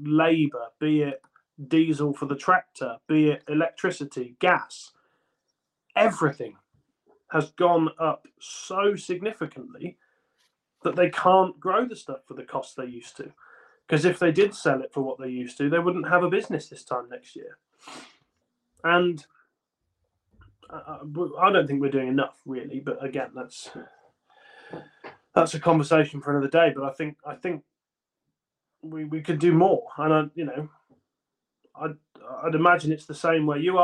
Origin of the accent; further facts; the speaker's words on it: United Kingdom; as British growers